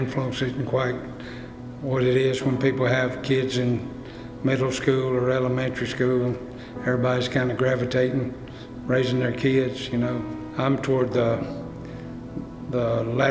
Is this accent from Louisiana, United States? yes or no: yes; West Monroe, Louisiana, United States; I grew up over in West Monroe, right in the shadow of First Baptist Church.